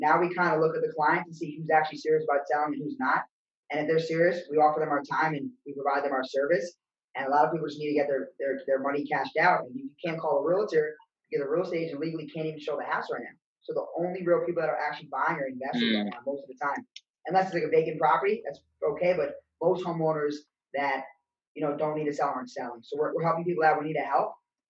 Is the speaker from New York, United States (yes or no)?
yes; Bronx, New York, United States; And then I was from the Bronx, New York.